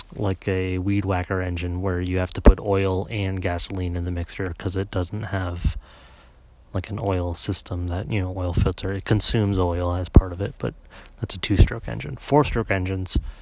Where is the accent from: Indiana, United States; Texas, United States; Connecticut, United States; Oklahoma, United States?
Connecticut, United States; I grew up in Connecticut.